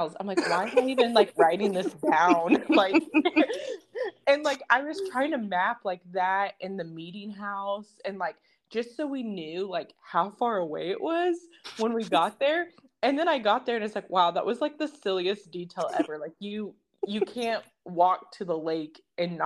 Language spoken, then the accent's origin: English; Edmond, Oklahoma, United States; also born or lived in Northwest Arkansas; now in Denton, United States; I'm from Edmond, Oklahoma, and now we all live in Texas.